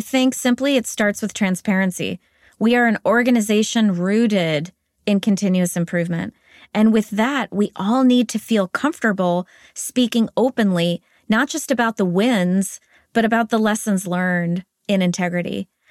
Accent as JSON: {"language": "English", "country": "United States", "tie": "born or raised there", "also_born_or_lived": "Spain", "accent": "American", "moved": "as an adult", "lives_now": "Zurich, Switzerland", "said": "I was raised in the United States, so this is an American accent that you're hearing"}